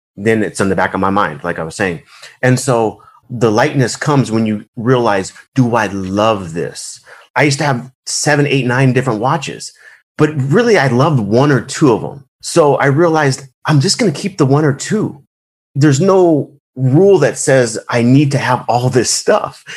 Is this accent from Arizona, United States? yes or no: yes; Arizona, United States; I was born in Arizona I'm one of the few that's in Arizona